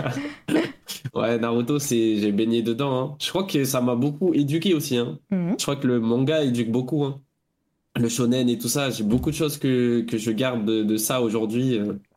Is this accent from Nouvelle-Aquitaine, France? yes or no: yes; Bordeaux, Nouvelle-Aquitaine, France; j'ai 28 ans, je viens de Bordeaux